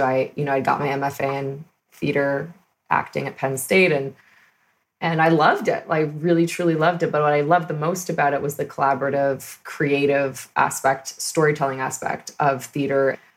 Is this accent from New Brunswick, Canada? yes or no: no; Toronto, Ontario, Canada; moved away as an adult; now in Los Angeles, United States; I hail from a suburb of Toronto called Scarborough